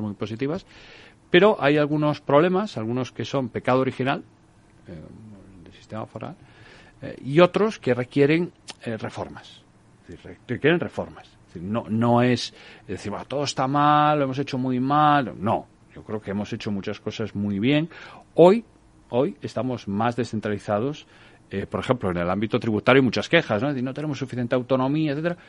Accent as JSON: {"language": "Spanish", "region": "Galicia", "country": "Spain", "said": "a mí como gallego"}